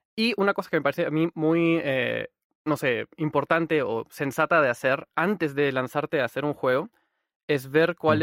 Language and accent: Spanish; Peru; yo soy de Perú